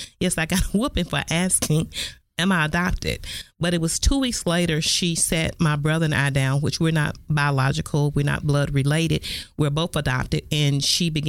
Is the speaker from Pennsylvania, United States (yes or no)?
no; Texarkana, Texas, United States; also born or lived in Tyler, Texas; I was born in Tyler, Texas, which was less than 200 miles from where we lived in Texarkana